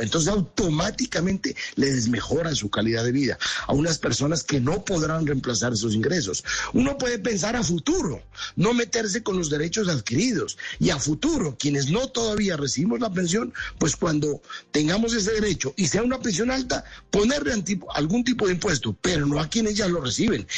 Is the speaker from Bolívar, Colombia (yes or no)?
no; Nariño, Colombia; en mi tierra, en Nariño